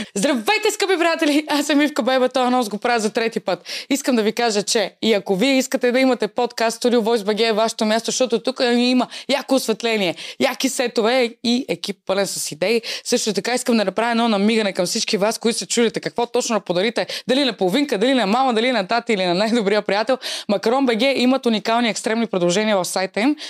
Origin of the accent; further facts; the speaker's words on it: Varna, Varna Province, Bulgaria; moved away as an adult; now in Sofia, Bulgaria; аз съм родена във Варна. А, преместих се в София преди 5 години